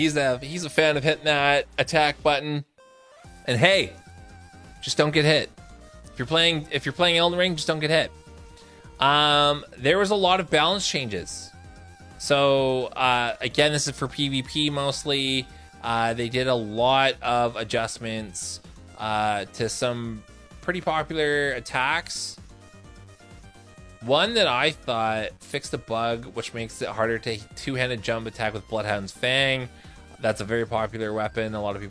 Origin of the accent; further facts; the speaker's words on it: Canada; Being a Canadian and being as pale as I am, I fucking hate the snow.